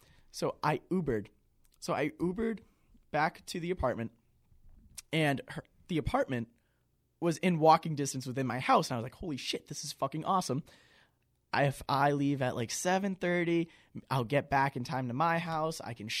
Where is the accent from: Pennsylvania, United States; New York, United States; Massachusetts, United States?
Massachusetts, United States; Auburn; I'm from Auburn, Massachusetts. It's right next to Worcester.